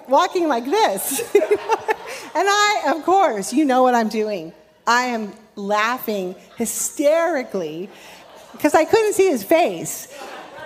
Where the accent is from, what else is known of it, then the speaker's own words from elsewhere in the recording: Ventura, California, United States; I grew up in California, grew up in Ventura